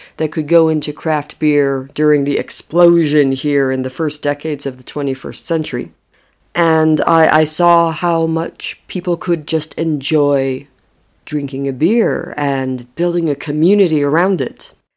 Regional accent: United States; moved away as an adult; now in Madrid, Spain; I'm American originally

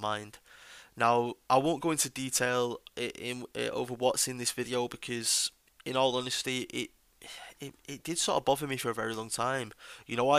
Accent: United Kingdom; me myself as a British patriot

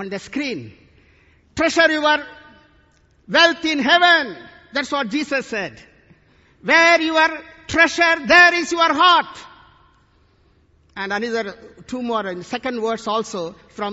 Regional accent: India; today I come from India

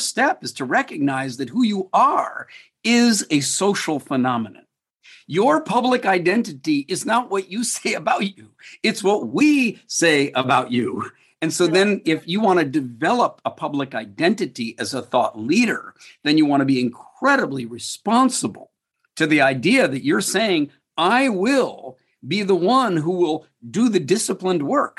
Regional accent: United States; moved away as an adult; now in Singapore; When I came to Singapore from the United States 31 years ago to work on a project

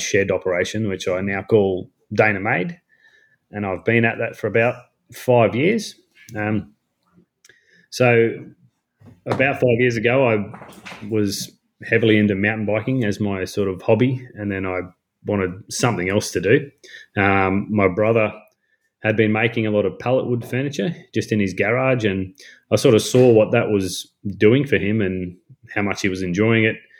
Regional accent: North Queensland, Australia; I am from North Queensland

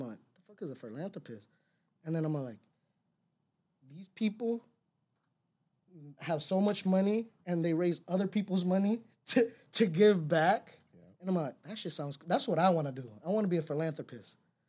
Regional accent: Los Angeles, California, United States; moved away; It's hard because I came from Cali. I was born in Los Angeles. So I came over here. I only had my immediate family.

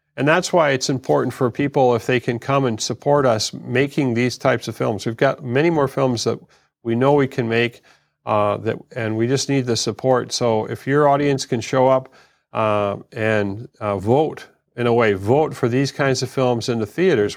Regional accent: United States; being an American

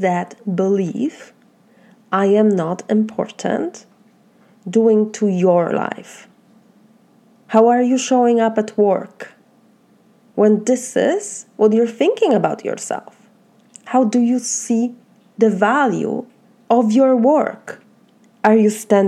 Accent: Poland; accent: Polish; English is a second language; moved away as an adult; now in United States; my Polish accent and my Polish heart

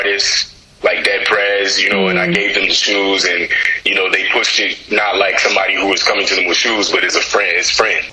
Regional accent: United States; also born or lived in Ghana; as an American Ghanaian kind of raised

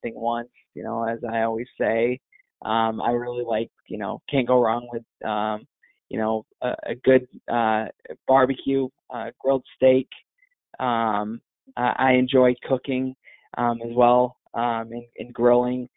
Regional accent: northern Michigan, United States; also born or lived in Boston, Massachusetts; now in Indiana, United States; I grew up for the most part in northern Michigan, but was actually born in Boston

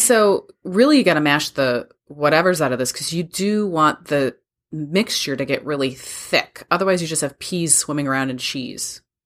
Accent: Wisconsin, United States; you and I grew up with it in Wisconsin

